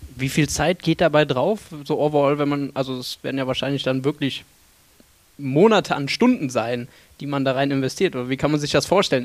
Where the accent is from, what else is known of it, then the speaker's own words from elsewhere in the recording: Cologne, North Rhine-Westphalia, Germany; Ich komme ja aus Köln